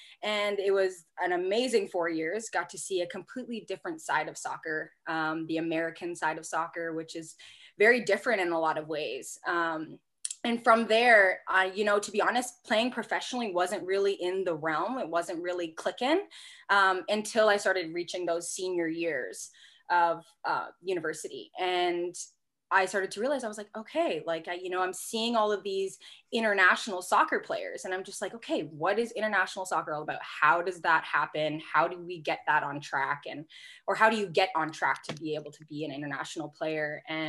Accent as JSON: {"language": "English", "country": "Canada", "also_born_or_lived": "Louisville, United States / Jena, Germany", "moved": "as an adult", "said": "as a Canadian girl"}